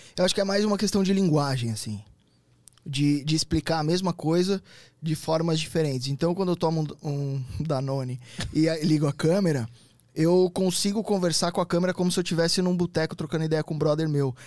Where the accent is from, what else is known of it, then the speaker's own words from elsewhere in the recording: Santo André, São Paulo, Brazil; eu sou de Santo André.